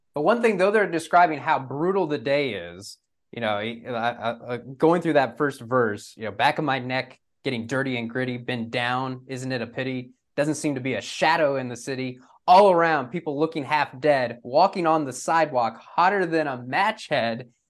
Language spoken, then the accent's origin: English; Texas, United States; growing up in Texas